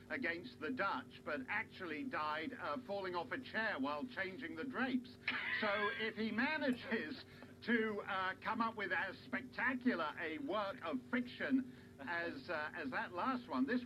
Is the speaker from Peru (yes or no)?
no; Canada; I'm not South African. I'm, I'm Canadian.